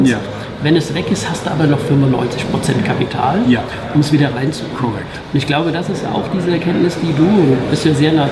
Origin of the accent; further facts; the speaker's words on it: Mainz, Rhineland-Palatinate, Germany; Aber wir haben jetzt in, in Mainz vor einiger Zeit, ich weiß das in meiner Heimatstadt, kam jetzt eine Aktie Nasdaq raus, die Biontech.